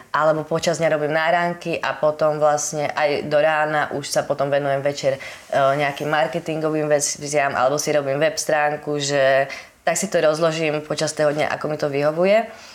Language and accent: Slovak; Holíč, Trnava Region, Slovakia; pochádzam z Holíča